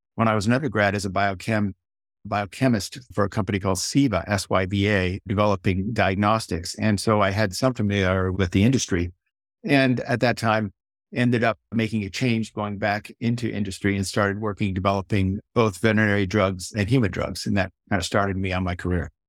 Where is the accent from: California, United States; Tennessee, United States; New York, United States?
California, United States; Silicon Valley; grew up here in Silicon Valley